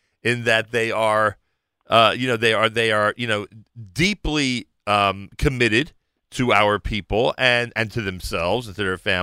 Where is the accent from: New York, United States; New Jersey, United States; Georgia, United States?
New Jersey, United States; proud to be a Jersey guy